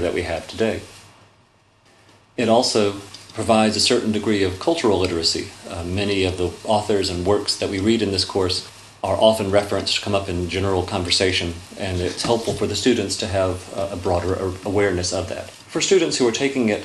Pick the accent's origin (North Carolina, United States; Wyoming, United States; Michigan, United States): North Carolina, United States; Winston-Salem; moved away as an adult; also born or lived in Charleston, South Carolina; now in Macon, United States; I was born in Charleston, South Carolina. I grew up in Winston-Salem, North Carolina